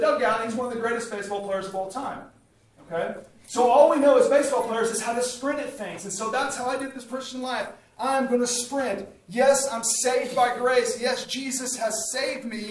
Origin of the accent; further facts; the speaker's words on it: Coweta, Oklahoma, United States; I grew up in Coweta, Oklahoma, which is a small town outside of Tulsa, Oklahoma. I grew up on a farm there, was raised in Coweta my entire life.